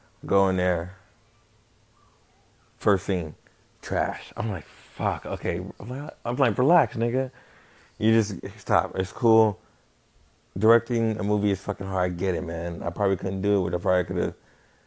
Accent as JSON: {"language": "English", "town": "Las Vegas", "region": "Nevada", "country": "United States", "tie": "born or raised there", "said": "I'm probably from Vegas. I've been here my life"}